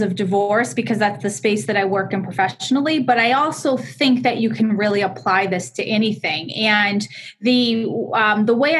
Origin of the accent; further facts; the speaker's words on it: Boston, Massachusetts, United States; accent: Boston; also born or lived in Connecticut; I am from Connecticut, although I'm a Boston girl at heart, and I have a Boston accent to go along with it